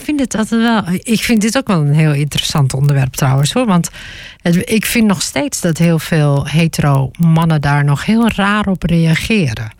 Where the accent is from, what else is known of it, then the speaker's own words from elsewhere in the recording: Groningen, Netherlands; also born or lived in Stadskanaal; Ik kom uit Groningen.